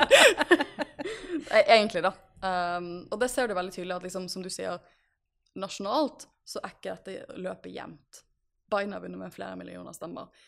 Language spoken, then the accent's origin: Norwegian; Norway; jeg har ikke bodd hjemme i Norge under et amerikansk presidentvalg ja, siden 2004